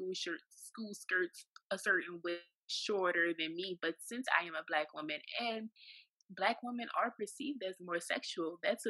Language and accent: English; New Orleans, Louisiana, United States; moved away; also born or lived in Saudi Arabia; From New Orleans, Louisiana, and I know that I have a strong accent